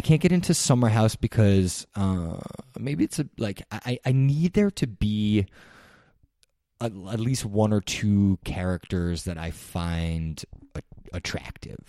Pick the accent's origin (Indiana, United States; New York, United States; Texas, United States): New York, United States; New York City; I grew up in New York City